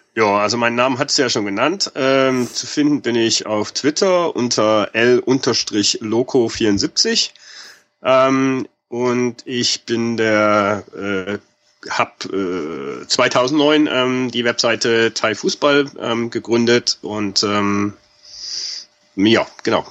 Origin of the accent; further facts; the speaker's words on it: Germany; als Deutscher